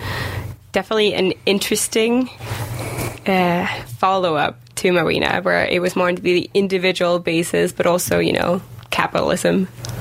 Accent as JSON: {"language": "English", "country": "Denmark", "moved": "yes", "said": "I'm from Denmark."}